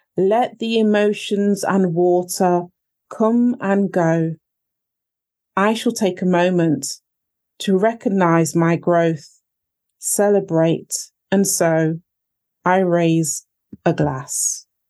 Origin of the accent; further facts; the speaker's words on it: Nottingham, East Midlands, United Kingdom; I was born in Nottingham. My parents came over from Jamaica a long time ago